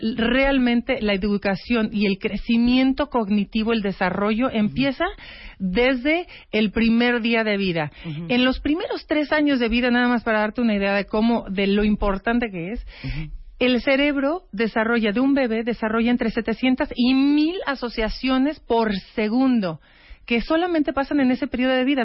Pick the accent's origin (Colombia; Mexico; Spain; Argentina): Mexico; como mexicana